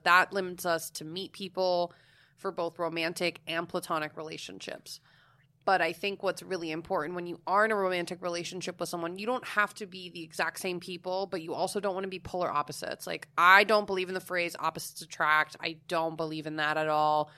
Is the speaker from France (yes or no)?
no; Florida, United States; I'm from Florida.